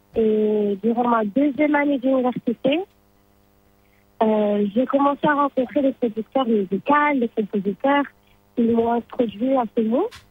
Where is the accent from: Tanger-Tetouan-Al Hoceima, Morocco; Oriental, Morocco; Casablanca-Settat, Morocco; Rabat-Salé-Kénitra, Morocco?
Rabat-Salé-Kénitra, Morocco; Salé; moved away as an adult; now in Spain; je suis née au Maroc, j'ai vécu toute ma vie au Maroc et à mes 18 ans, euh, je suis venue en Espagne